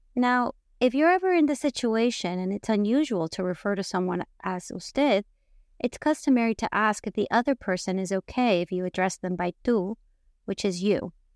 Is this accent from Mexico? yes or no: yes; Mexico; born and raised in Mexico